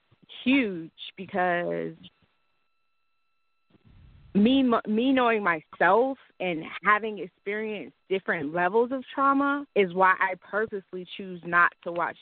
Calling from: Snellville, Georgia, United States; I'm calling from Metro Atlanta, Snowville, to be specific.

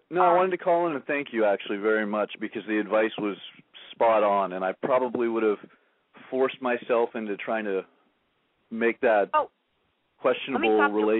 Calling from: Oceanside, California, United States; This is … from Oceanside. I called in a few weeks ago.

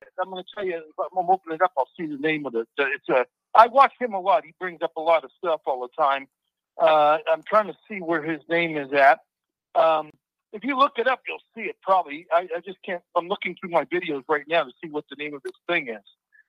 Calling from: Nevada, United States; I'm from Nevada.

